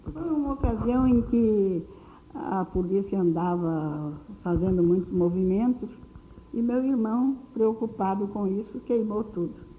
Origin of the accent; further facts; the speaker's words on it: Espírito Santo do Pinhal, São Paulo, Brazil; now in Rio de Janeiro, Brazil; do Espírito Santo do Pinhal, onde eu nasci